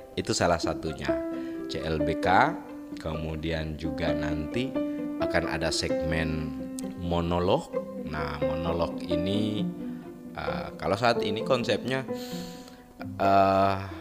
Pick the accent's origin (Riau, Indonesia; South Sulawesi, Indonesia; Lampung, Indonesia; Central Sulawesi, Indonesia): Central Sulawesi, Indonesia; Sigi Regency; wilayah saya ini di Kabupaten Sigi uh, di Provinsi Sulawesi Tengah